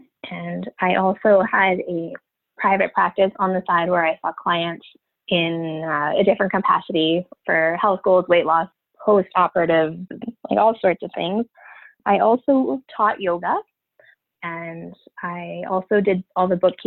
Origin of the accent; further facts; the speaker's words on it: Northern Ontario, Canada; I am from Canada, actually in Northern Ontario, so almost right in the middle of Canada when you look at it on a map.